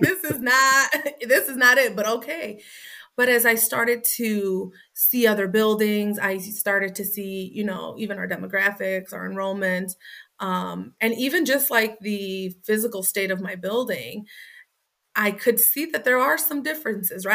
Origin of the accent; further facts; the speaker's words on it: Waukegan, Illinois, United States; kids in my setting that I grew up in Waukegan